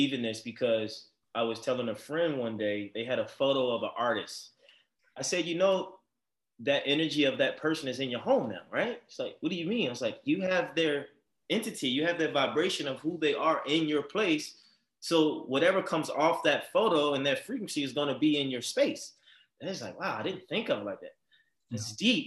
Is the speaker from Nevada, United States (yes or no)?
no; Baltimore, Maryland, United States; now in Los Angeles, United States; Baltimore, my hometown